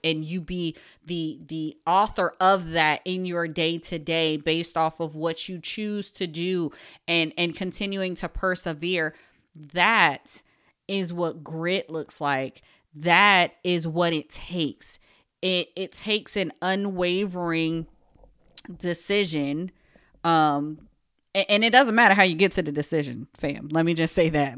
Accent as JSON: {"language": "English", "town": "Paterson", "region": "New Jersey", "country": "United States", "tie": "born or raised there", "said": "I am a Jersey girl, born and raised in Paterson, New Jersey"}